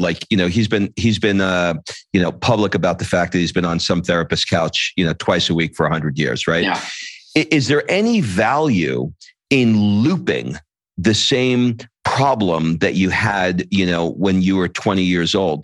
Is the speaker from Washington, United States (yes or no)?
no; New York City, New York, United States; moved away as an adult; also born or lived in Atlanta / Los Angeles / Italy; I grew up in New York, and then I moved to Atlanta for 25 years